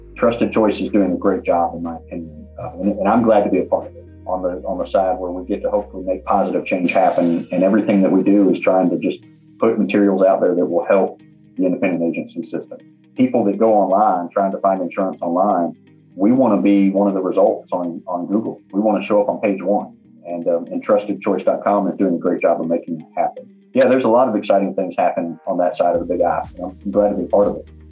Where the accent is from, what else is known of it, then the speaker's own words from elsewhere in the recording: Augusta, Georgia, United States; I grew up in Augusta